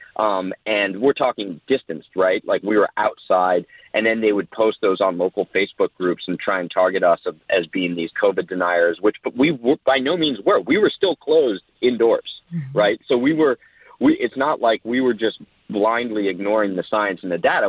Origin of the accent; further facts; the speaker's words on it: New Jersey, United States; now in Southern California, United States; I grew up in Jersey